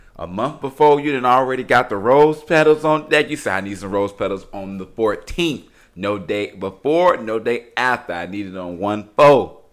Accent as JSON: {"language": "English", "town": "Chicago", "region": "Illinois", "country": "United States", "moved": "yes", "lives_now": "Houston, United States", "said": "I'm from Chicago, everybody. I've been living in Houston for quite some time, but I'm from Chicago"}